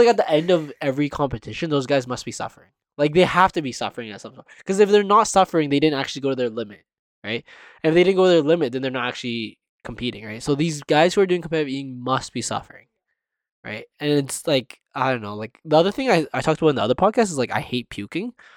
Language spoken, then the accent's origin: English; Canada; being Canadian